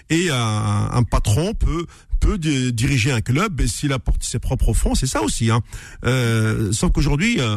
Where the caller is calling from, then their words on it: Paris, Île-de-France, France; Je suis de Paris, euh, …. Ah ouais. Euh, comme la, plupart des Kabyles qui habitent en Ile-de-France.